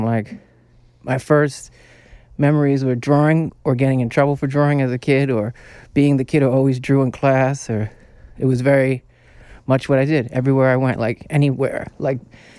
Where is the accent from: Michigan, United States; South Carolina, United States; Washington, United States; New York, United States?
New York, United States; New York City; A lot of it has to do with growing up in New York City.